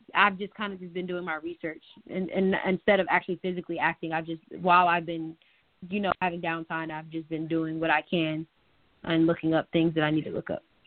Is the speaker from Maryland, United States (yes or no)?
yes; Gaithersburg, Maryland, United States; moved away as an adult; also born or lived in North Carolina; I am a Maryland native. I grew up in Gaithersburg, Maryland